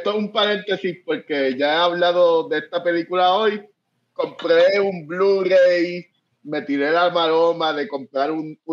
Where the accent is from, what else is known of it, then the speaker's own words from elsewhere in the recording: Puerto Rico; moved away as an adult; now in Northern Ireland; yo me mudé de Puerto Rico cuando estaba pasando lo de el verano del 2019 con, eh, con Ricky renuncia. Yo, ah, yo, yo me fui de Puerto Rico al otro día que Ricky renunció, literal.